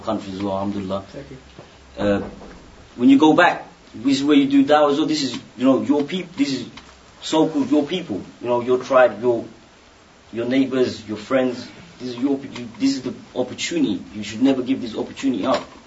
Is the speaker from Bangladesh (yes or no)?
yes; Bangladesh; moved away; I'm from Bangladesh